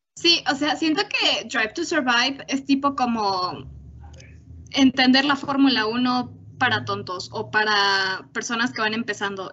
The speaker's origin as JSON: {"language": "Spanish", "country": "Mexico", "said": "como mexicanas"}